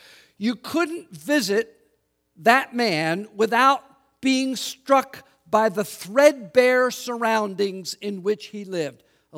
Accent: Philadelphia, Pennsylvania, United States; It would be as if I told you I was in the city I grew up in Northeast United States, the city of Philadelphia, Pennsylvania, what we lovingly called the city of brotherly shove.

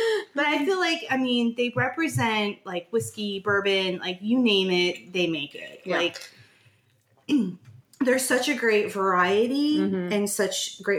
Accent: Florida, United States; being like Floridian roots, I was born in Florida, grew up on Southern cooking.

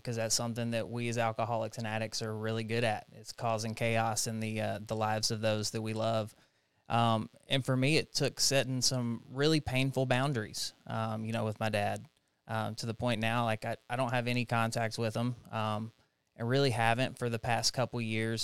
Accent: Jackson, Tennessee, United States; also born or lived in Knoxville, Tennessee; I'm from Jackson, Tennessee. Uh, it's where all my family is, kinda born and raised there

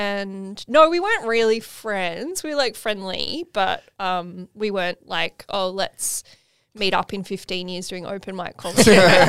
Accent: Lane Cove, New South Wales, Australia; It was a great place to grow up. Very wealthy, kind of middle class area.

